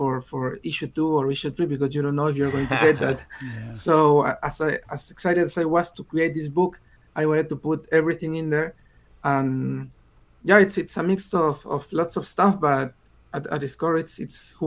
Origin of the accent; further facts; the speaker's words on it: Peru; English is a second language; I'm from Peru and I started writing in English